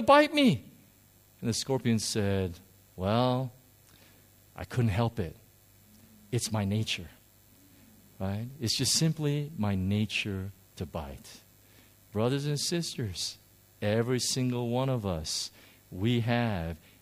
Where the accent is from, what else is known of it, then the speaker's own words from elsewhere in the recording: United States; moved away; I grew up in America